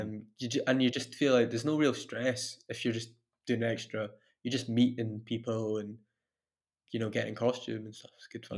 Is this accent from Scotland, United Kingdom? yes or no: yes; Dunfermline, Scotland, United Kingdom; also born or lived in Glasgow / Italy; now in Dundee, United Kingdom; I'm originally from Dunfermline